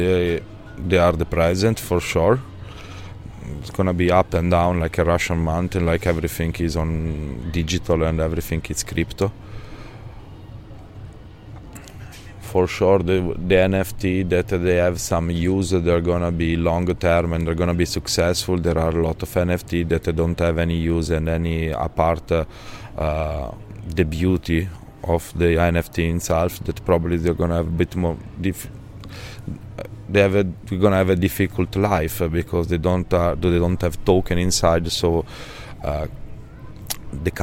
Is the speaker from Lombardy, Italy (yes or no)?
yes; Milan, Lombardy, Italy; accent: Italian; English is a second language; moved away as an adult; now in Ibiza, Spain; I'm living in Ibiza from 12 years, but I come from Milan. I was born in Milan